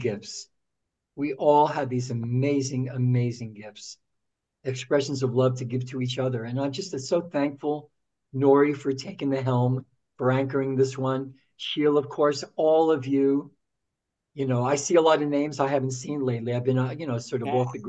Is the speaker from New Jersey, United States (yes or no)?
yes; Newark, New Jersey, United States; we're both from Newark, New Jersey